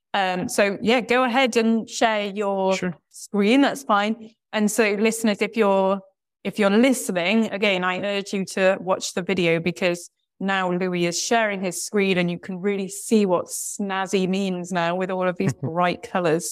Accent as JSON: {"language": "English", "country": "United Kingdom", "also_born_or_lived": "Brazil", "said": "speaking as a, as a British person"}